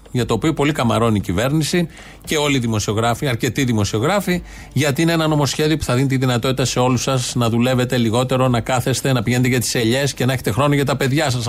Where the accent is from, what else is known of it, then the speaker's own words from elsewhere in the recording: Ilioupoli, Attica, Greece; είναι και η πόλη μου